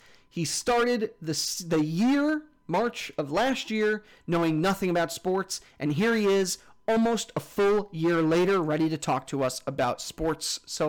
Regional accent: New York, United States; now in Philadelphia, United States; Fans will remember that Jamie Grum and I grew up together back on Long Island. We are both New York boys who have stranded ourselves in southeastern Pennsylvania.

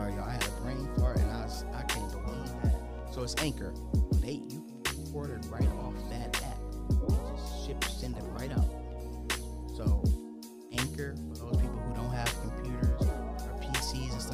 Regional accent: Minnesota, United States; I'm from Minnesota

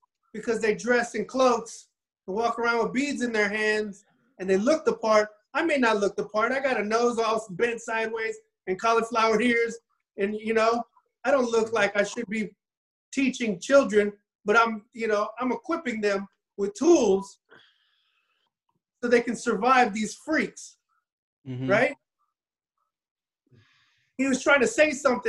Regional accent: Miami, Florida, United States; I was raised in Miami, so I was raised a little bit different

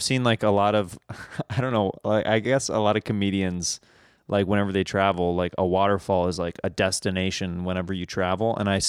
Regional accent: Kansas, United States; I grew up in Kansas.

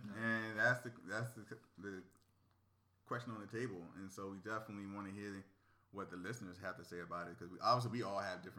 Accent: Virginia, United States; moved away; I'm from Virginia, so.

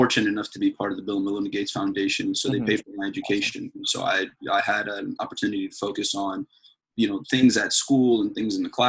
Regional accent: Saudi Arabia; also born or lived in Sudan (ancestry); now in United States; I was born in Saudi Arabia. Both my parents are from Sudan, and so I'm a Sudanese-American, African-American. And my family and I, we came to the United States in 2001

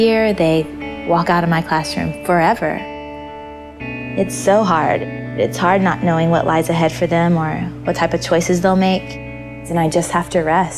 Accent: Georgia, United States; born or raised there

